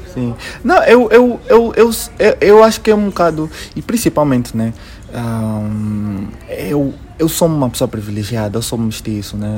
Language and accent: Portuguese; Angola; como angolano, que eu sou muito angolano e tenho muito orgulho de dizer que eu sou angolano